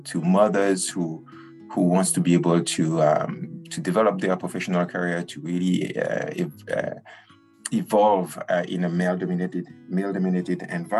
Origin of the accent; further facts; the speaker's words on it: Martinique; I grew up in the Caribbean, as you mentioned, in Martinique